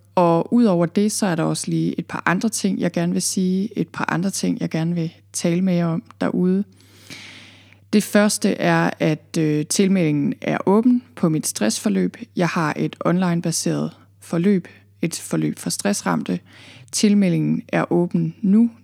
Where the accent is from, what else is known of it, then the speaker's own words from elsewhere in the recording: Thy, North Denmark Region, Denmark; moved away as an adult; also born or lived in Copenhagen area, Zealand; now in Jutland, Denmark; Jeg er fra Thy, jeg er født og opvokset i Thy